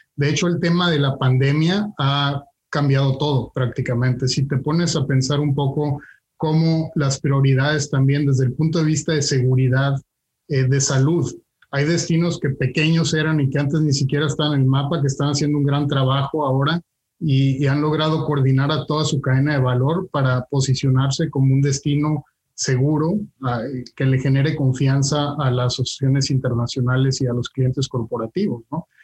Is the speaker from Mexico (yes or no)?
yes; Mexico; moved away; como mexicano siempre tuve la inquietud de salir del país